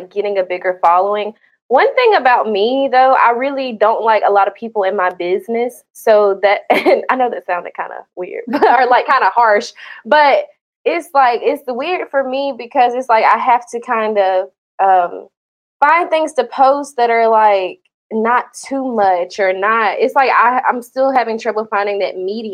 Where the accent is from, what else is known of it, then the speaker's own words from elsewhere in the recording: Georgia, United States; now in Florida, United States; I'm from Georgia, so I literally moved like straight from Georgia to Florida